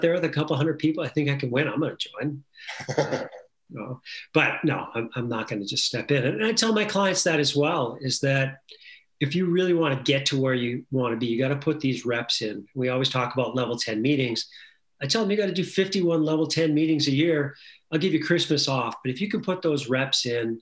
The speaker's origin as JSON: {"language": "English", "region": "Western Canada", "country": "Canada", "tie": "born or raised there", "said": "I was a little kid growing up in Western Canada"}